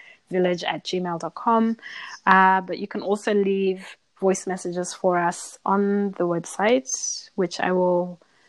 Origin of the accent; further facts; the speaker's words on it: Zimbabwe; moved away as an adult; now in Australia; I'm from Zimbabwe